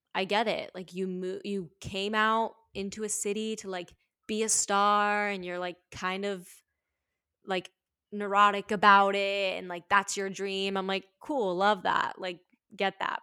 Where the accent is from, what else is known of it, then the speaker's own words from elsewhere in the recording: Florida, United States; moved away as an adult; also born or lived in New York; now in Los Angeles, United States; I've stripped in Florida, but, like, just in my hometown, like, really small, like, beach vibes